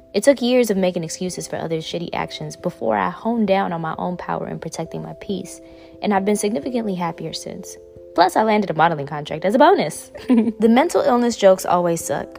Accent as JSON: {"language": "English", "town": "New York City", "region": "New York", "country": "United States", "tie": "born or raised there", "said": "I grew up in Bushwick"}